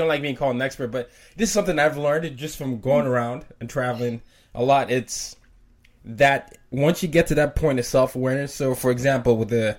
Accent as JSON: {"language": "English", "country": "Nigeria", "said": "because I'm a Nigerian, right? And my, you know, a lot of times no one knows that I am Nigerian. I know why, you know, it could be the way I sound, whatever."}